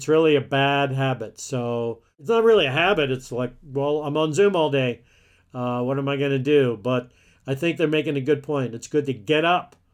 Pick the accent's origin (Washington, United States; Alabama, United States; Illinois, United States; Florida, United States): Alabama, United States; I grew up in the Deep South in Alabama